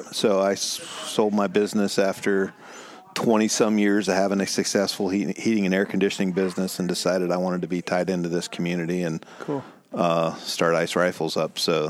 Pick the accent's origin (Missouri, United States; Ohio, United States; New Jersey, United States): Ohio, United States; Ohio, born and raised in Ohio.